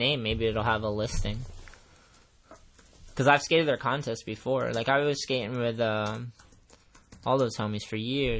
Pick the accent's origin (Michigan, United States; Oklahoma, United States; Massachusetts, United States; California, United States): Massachusetts, United States; Brockton; I was born in Brockton, Massachusetts.